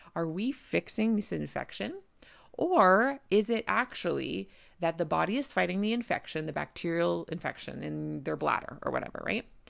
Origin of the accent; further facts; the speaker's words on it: Canada; I'm a Canadian family physician